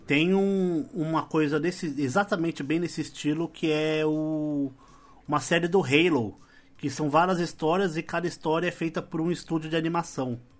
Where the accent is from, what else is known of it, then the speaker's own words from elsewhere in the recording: São Paulo, Brazil; Nós todos somos paulistas aqui